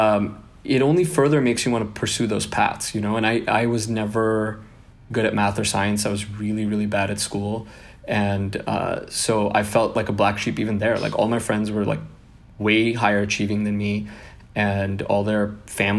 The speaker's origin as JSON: {"language": "English", "town": "Seattle", "region": "Washington", "country": "United States", "tie": "born or raised there", "also_born_or_lived": "Bangalore, India / Kerala, India"}